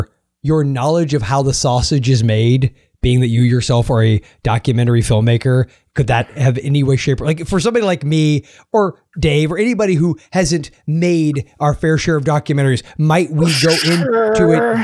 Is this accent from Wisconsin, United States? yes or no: no; Florida, United States; Speaking as the Florida native, that is shocking to learn that such wackiness would happen in my home state.